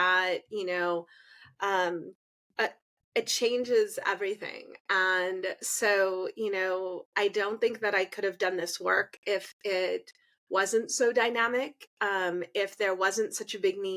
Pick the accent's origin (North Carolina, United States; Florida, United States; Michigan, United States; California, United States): California, United States; I was born here in the United States. My father was in the US military.